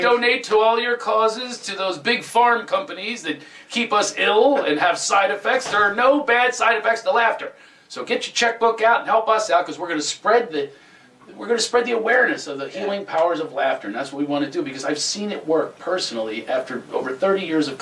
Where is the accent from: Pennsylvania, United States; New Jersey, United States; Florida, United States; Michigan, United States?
Pennsylvania, United States; Springfield; also born or lived in Mount Airy, Philadelphia; Philly. I grew up in Mount Airy, then Springfield, Montgomery County